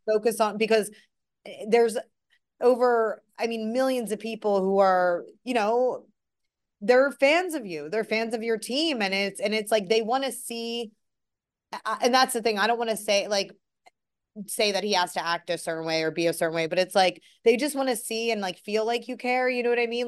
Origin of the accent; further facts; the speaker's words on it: Philadelphia, Pennsylvania, United States; just as a Philadelphian and as an Eagles, like, a lifelong Eagles fan